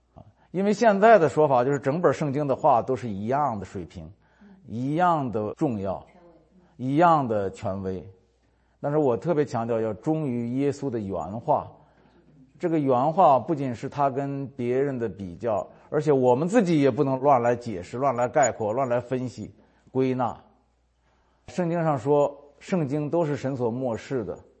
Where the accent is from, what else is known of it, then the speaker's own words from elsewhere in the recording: North China Plain, northern China, China; moved away; 我是华北平原出生长大的，没出过海，旱鸭子